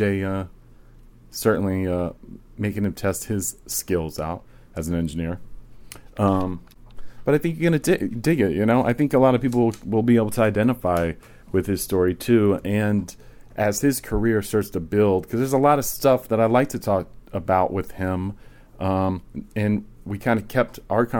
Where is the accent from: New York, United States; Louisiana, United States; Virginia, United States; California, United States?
Virginia, United States; moved away; I'm originally from Virginia.